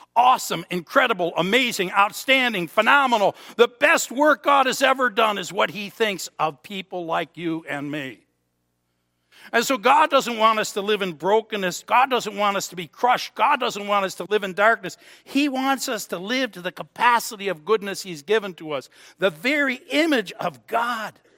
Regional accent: Buffalo, New York, United States; We're from Buffalo

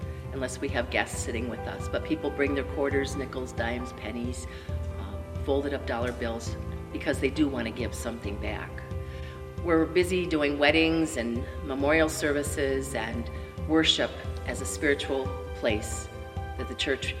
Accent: Hamburg, New York, United States; I'm not a city girl. I grew up in Hamburg

